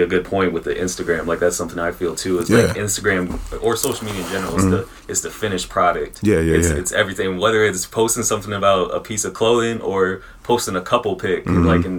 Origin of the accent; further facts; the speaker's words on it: Des Moines, Iowa, United States; Des Moines